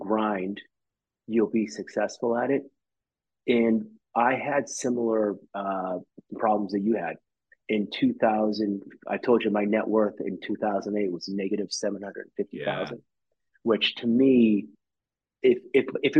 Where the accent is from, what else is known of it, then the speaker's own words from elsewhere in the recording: Quincy, Massachusetts, United States; I'm from Quincy. My office is in Quincy.